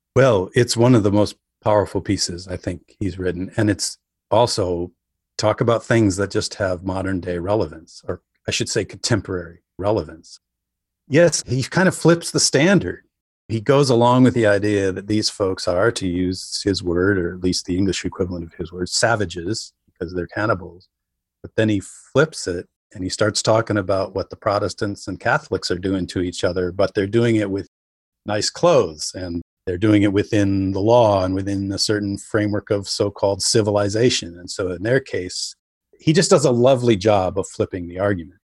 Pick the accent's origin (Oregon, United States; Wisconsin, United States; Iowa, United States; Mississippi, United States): Wisconsin, United States; rural; I wrote a book called Population 485, which was about being on the fire department in my hometown